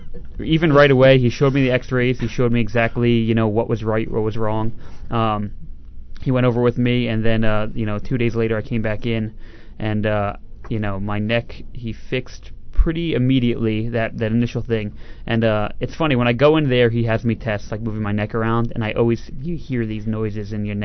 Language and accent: English; New Jersey, United States; I run my own business. I come from South Jersey.